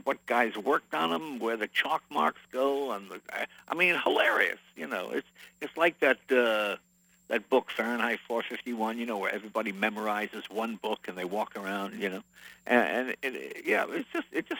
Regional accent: Andover, Massachusetts, United States; moved away; when I was a kid growing up in Andover, Massachusetts

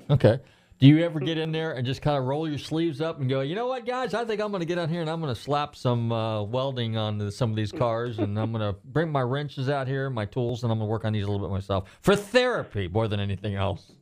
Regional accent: California, United States; now in Largo, United States; I'm from California originally.

